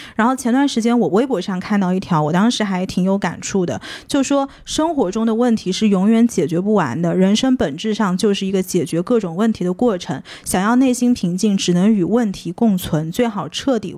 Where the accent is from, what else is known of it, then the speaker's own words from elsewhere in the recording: China; moved away; 我刚刚出国的时候，我会发现国内，至少我小的时候，在头发上面花的时间、精力、金钱是特别少少的的